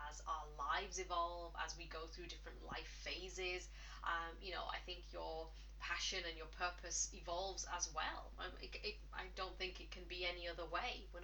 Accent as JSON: {"language": "English", "region": "England", "country": "United Kingdom", "moved": "yes", "lives_now": "Ireland", "said": "well, I'm English, uh, but I've lived in Ireland for the last 16 years now."}